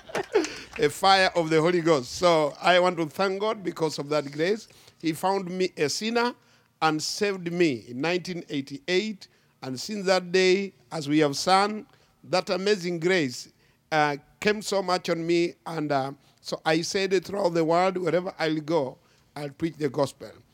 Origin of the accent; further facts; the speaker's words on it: Kenya; I come from Kenya, Africa, uh, East Africa